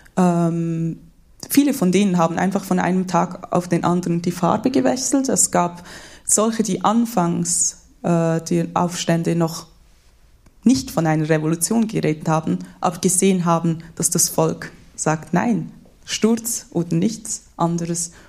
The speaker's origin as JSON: {"language": "German", "country": "Switzerland", "tie": "born or raised there", "said": "ich bin in der Schweiz geboren, ich bin hier in der Schweiz aufgewachsen."}